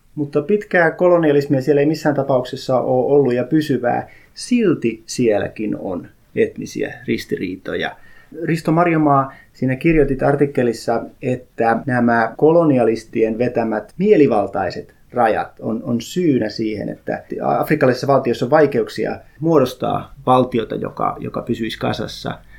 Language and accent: Finnish; Häme, Tavastia, Finland; also born or lived in South Ostrobothnia (parents); now in Uusimaa, Finland; hämäläinen, koska olen syntynyt Hämeessä, vai uusmaalainen, koska asun uudella maalla?